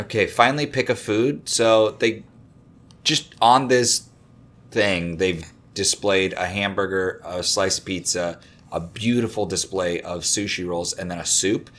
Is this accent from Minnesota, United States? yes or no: yes; Minnesota, United States; I grew up in Minnesota.